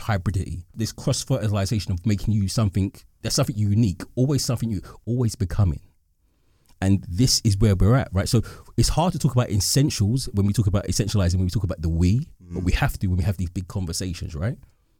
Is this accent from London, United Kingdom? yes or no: yes; London, United Kingdom; And that's when I say I'm black British, I'm more specific. I'm an East Londoner.